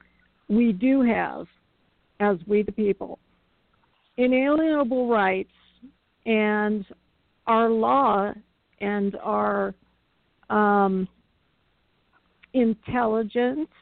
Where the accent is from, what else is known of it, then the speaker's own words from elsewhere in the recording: California, United States; my home state